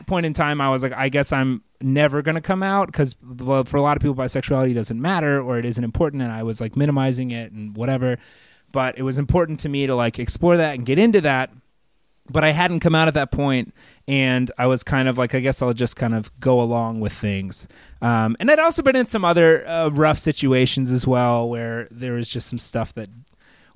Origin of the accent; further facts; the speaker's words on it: Fort Worth, Texas, United States; moved away; I grew up in Texas.